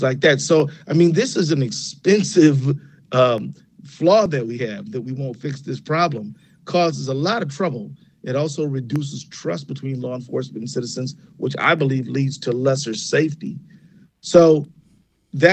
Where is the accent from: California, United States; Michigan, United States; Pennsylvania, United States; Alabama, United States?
Michigan, United States; Detroit; now in Minnesota, United States; I was born and raised in Detroit.